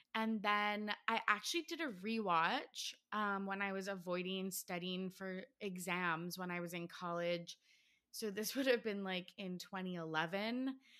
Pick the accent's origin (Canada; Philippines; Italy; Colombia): Canada; I'm from Canada